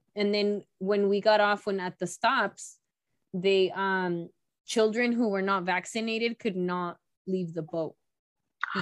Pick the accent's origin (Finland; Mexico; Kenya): Mexico; moved away; I was born in in Mexico and it took me many years to be able to go back